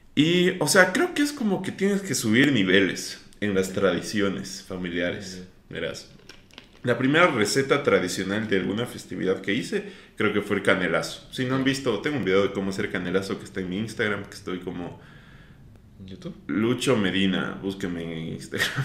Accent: Ecuador; yo soy muy orgulloso de que soy ecuatoriano

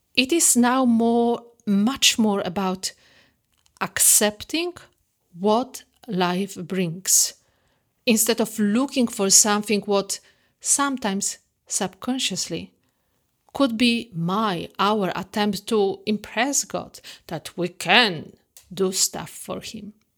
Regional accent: Poland; moved away; I grew up in the Catholic traditional family back in Poland.

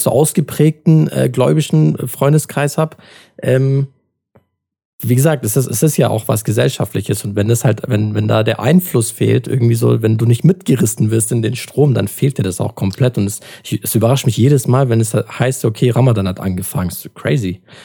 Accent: Adana, Turkey; moved away; ich komme aus Adana und Adana ist halt vor allem im Sommer, da ist halt bis zu 50 Grad

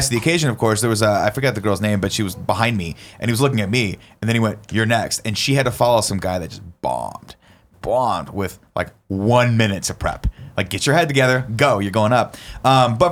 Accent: Southern California, United States; I'm also from Southern California, where you can't really skateboard to things

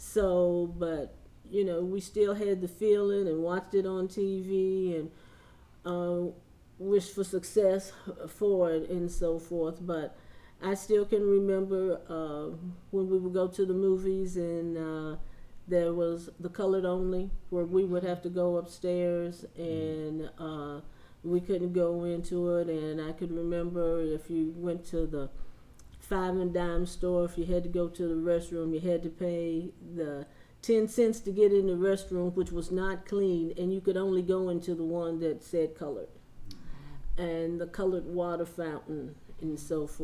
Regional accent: West Virginia, United States; I grew up in West Virginia in small town

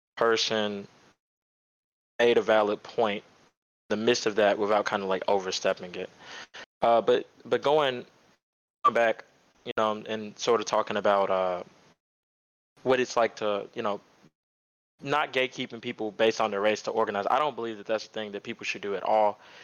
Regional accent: Dallas, Texas, United States; I'm from Dallas

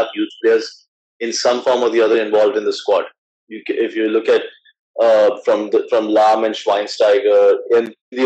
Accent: Bengaluru, Karnataka, India; I'm basically from Bengaluru, India.

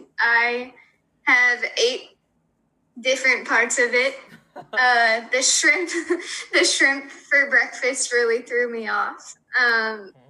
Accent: Granada, Minnesota, United States; moved away as an adult; also born or lived in Fairmont, Minnesota; I am from Grenada, Minnesota, or as I usually tell people because they haven't heard of it, Fairmont, Minnesota

